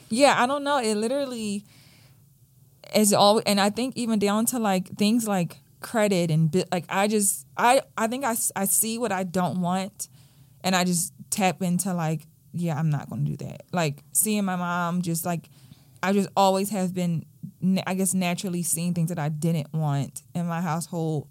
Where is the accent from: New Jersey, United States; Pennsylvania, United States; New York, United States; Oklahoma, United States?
Pennsylvania, United States; Philadelphia; I grew up in Southwest Philadelphia, like, right off of Baltimore Avenue